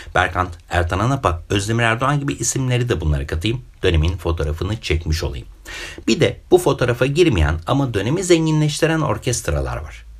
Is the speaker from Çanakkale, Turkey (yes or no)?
yes; Çanakkale, Turkey; Ben Çanakkale'liyim. Orada doğdum, büyüdüm.